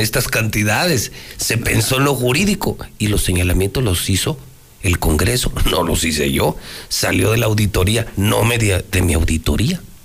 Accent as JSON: {"language": "Spanish", "region": "Aguascalientes", "country": "Mexico", "said": "Yo soy de Aguascalientes."}